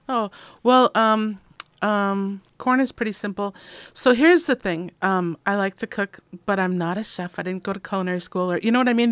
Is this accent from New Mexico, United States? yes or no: no; Minnesota, United States; moved away; I'm from Minnesota